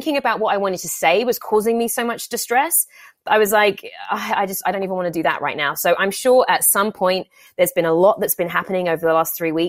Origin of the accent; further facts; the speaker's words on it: England, United Kingdom; now in Los Angeles, United States; I'm from England where it's just miserable and gray and rainy all the time